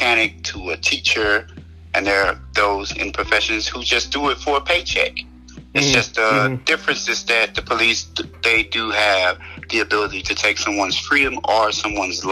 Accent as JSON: {"language": "English", "town": "Baton Rouge", "region": "Louisiana", "country": "United States", "said": "I'm from Baton Rouge, Louisiana"}